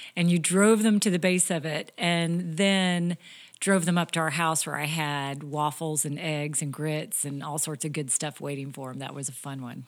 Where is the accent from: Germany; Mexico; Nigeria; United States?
United States; Topeka, Kansas; moved away as an adult; also born or lived in Iowa; I came from Topeka, Kansas, grew up there, same house my entire life until I married you, John.